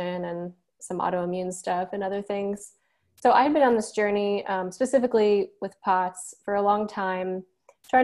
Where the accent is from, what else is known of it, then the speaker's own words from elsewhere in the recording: Chicago, Illinois, United States; moved away as an adult; now in Columbia, United States; I'm originally from the Chicago area